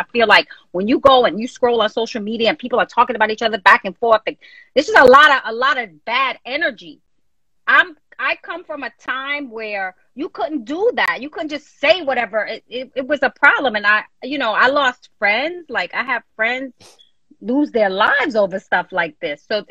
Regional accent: New York, United States; I'm from New York. I'm in New York all the time, you know, Jersey, New York

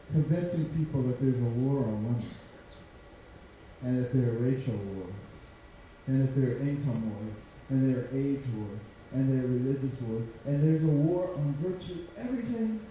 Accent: United States; I was born in America and I know the Lord.

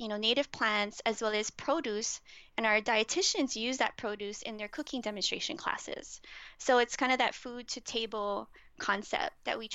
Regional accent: Hawaii, United States; as a Hawaiian

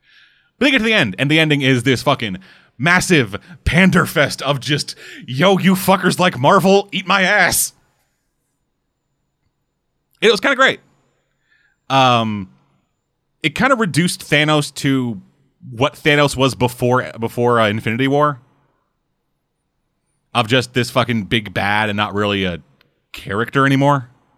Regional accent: United States; Yo, we fucking American, we don't gotta make fucking sense.

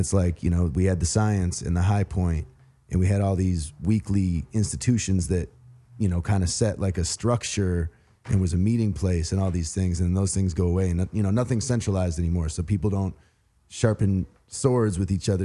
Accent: Wisconsin, United States; also born or lived in Saint Louis, Missouri / West Coast; now in Atlanta, United States; I grew up in Wisconsin

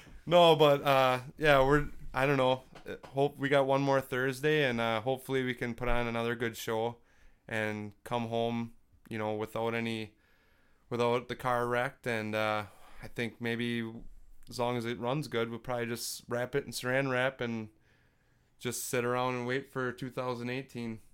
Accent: Freedom, United States; my hometown, Freedom

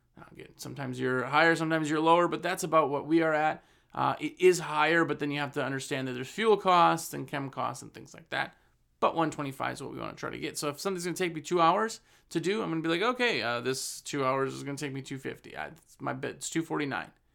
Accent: Wisconsin, United States; I'm from Wisconsin. We ran a business in Wisconsin for years and years

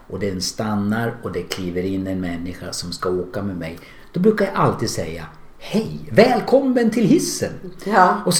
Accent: Hudiksvall, Gävleborg County, Sweden; moved away as an adult; now in Västerås, Sweden; Jag är från Glada Hudik.

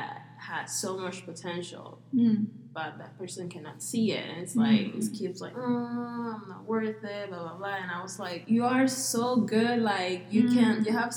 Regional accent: Bayamón, Puerto Rico; English is a second language; moved away as an adult; now in Arizona, United States; I'm from Puerto Rico

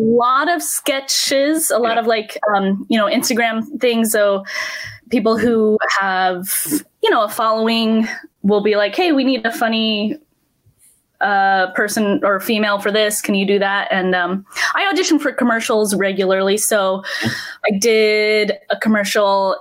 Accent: Salt Lake City, Utah, United States; I am from Salt Lake City, Utah.

